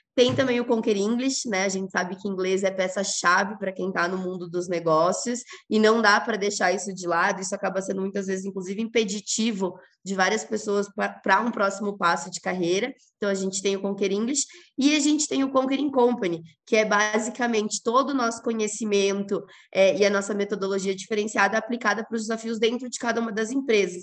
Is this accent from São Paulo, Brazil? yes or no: no; Rio Grande do Sul, Brazil; moved away; Sou gaúcha, mas já faz um tempo que não moro no Rio Grande do Sul